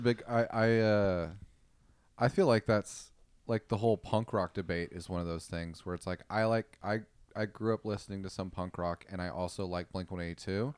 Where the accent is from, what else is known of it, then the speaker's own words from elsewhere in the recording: Austin, Texas, United States; I was raised in Austin